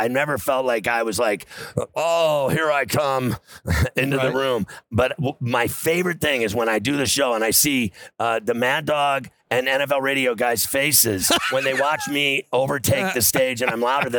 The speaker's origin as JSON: {"language": "English", "town": "Chicago", "region": "Illinois", "country": "United States", "tie": "born or raised there", "said": "I grew up in Chicago."}